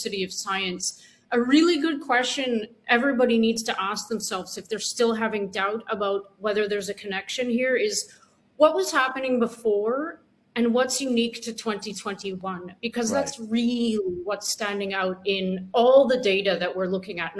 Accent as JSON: {"language": "English", "country": "Canada", "said": "I'm Canadian and I have some connections with Canadian people and groups."}